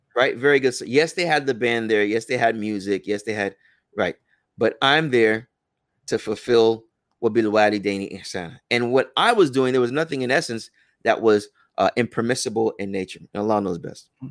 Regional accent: United States; also born or lived in Medina

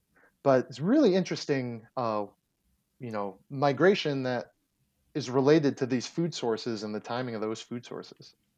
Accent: Erie, Pennsylvania, United States; moved away as an adult; also born or lived in Texas; I'm originally from Erie, Pennsylvania

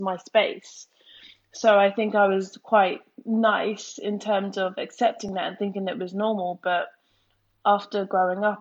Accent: Worthing, South East England, United Kingdom; I'm from Worthing, which is a predominantly white town. So growing up, I always felt different.

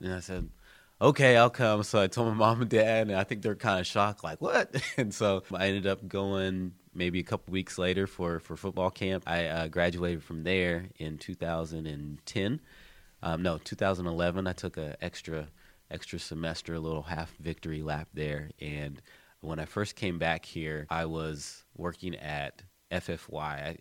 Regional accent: Columbus, United States; I'm from Columbus, born and raised here

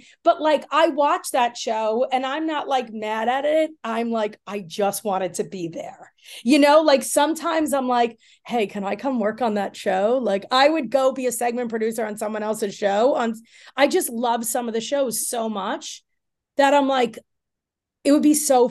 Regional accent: Long Island, New York, United States; I grew up in Long Island.

